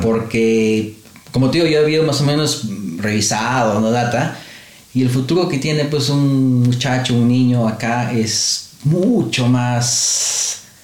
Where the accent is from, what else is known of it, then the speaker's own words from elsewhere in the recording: Lima, Peru; moved away as an adult; now in Australia; En, Perú, en mi tierra